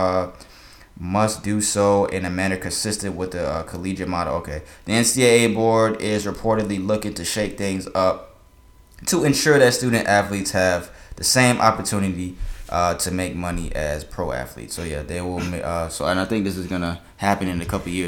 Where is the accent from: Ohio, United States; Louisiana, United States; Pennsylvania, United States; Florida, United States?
Florida, United States; Boynton Beach; I was born in Boynton